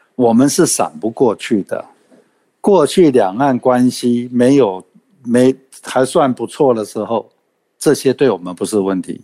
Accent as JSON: {"language": "Chinese", "country": "Taiwan", "said": "我们台湾人"}